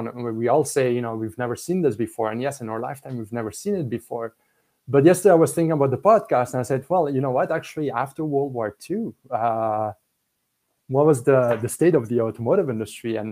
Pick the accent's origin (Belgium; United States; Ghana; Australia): Belgium; English is a second language; now in Canada; I'm from Belgium